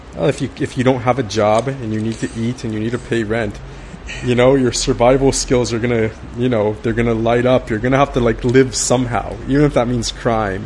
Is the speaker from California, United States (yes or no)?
yes; Baldwin Park, California, United States; I grew up in in Baldwin Park